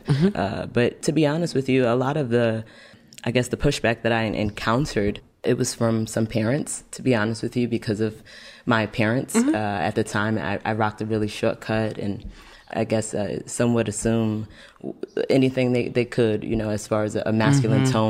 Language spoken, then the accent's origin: English; New York City, New York, United States; I'm from Brooklyn